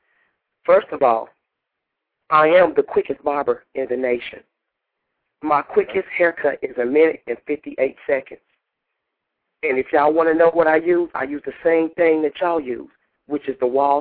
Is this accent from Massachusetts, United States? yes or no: no; Indiana, United States; moved away; I just got back from Indiana from cutting hair in my hometown